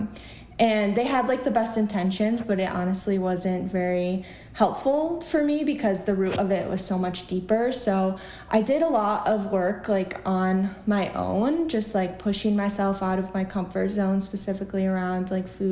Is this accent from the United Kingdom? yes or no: no; Central New York, United States; also born or lived in Buffalo, New York; now in New York City, United States; I grew up in Central New York